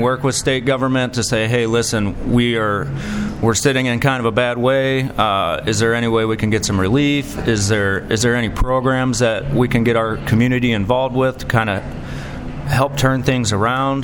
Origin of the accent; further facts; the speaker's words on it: Rock Island, Illinois, United States; I was born in Rock Island. I was raised in Rock Island County. I went to Rock Island schools.